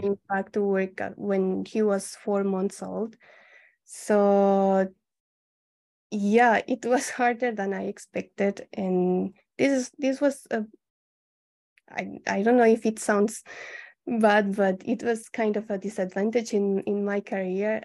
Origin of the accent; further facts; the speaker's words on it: Colombia; moved away as an adult; also born or lived in Mexico; now in Japan; I'm from Colombia. Um, I came to Japan uh, in 2014, eight years ago